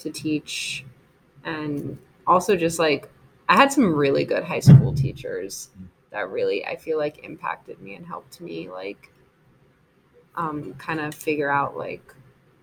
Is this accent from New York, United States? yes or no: yes; New York City, New York, United States; I grew up in New York City, specifically Washington Heights. So it's like the most northern part of Manhattan.